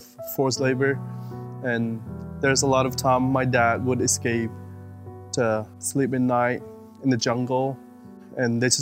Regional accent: Chin State, Myanmar; now in United States; growing up in Burma under dictatorship military

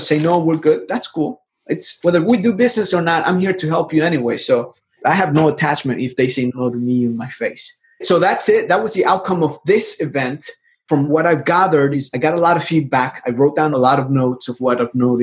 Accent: El Salvador; now in United States; I'm from El Salvador. I came to the United States back in 98. I am an immigrant.

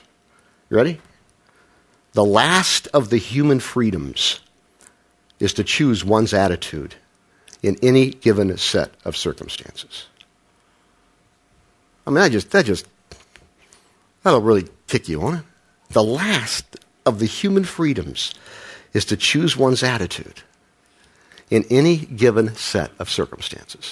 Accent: Midwest, United States; I say Frankl because I'm from the Midwest

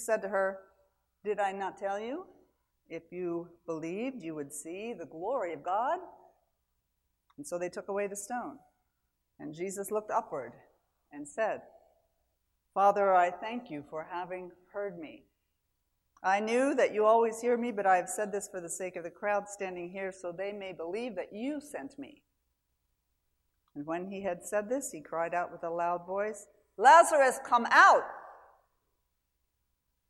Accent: Mechanicsburg, Pennsylvania, United States; I'm from Mechanicsburg, Pennsylvania, which means a town that a bunch of mechanics founded in the 1800s

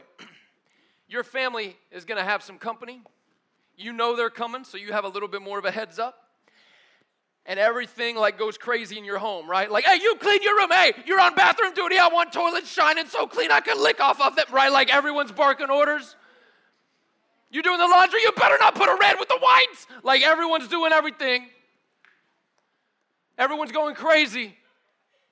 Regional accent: United States; as an American

